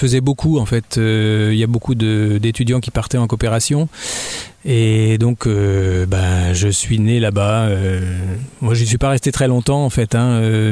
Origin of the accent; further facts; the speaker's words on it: Dijon, Bourgogne-Franche-Comté, France; also born or lived in Abidjan, Côte d'Ivoire / Champagne; je suis né en Côte d'Ivoire déjà, euh, c'est pas tout près de la Bourgogne. Et après, j'ai grandi en Champagne, mais je suis arrivé à Dijon à peu près, j'avais 8 ans.